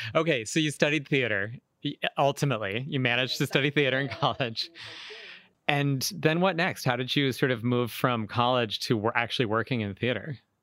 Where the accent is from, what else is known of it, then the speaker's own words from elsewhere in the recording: Western Massachusetts, United States; moved away as an adult; now in Southern Indiana, United States; I grew up in Western Massachusetts